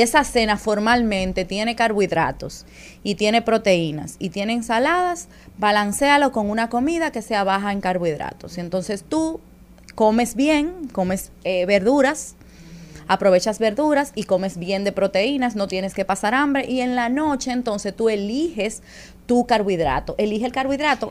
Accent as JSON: {"language": "Spanish", "country": "Dominican Republic", "said": "Nosotros tenemos como dominicanos"}